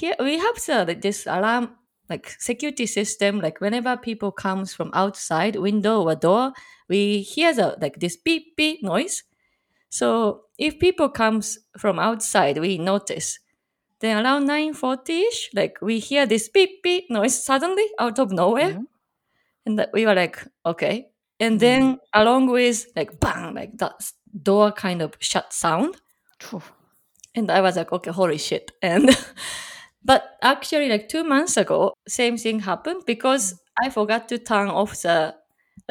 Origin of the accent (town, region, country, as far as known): Japan; also born or lived in Chicagoland, Illinois, United States; now in Chicago, United States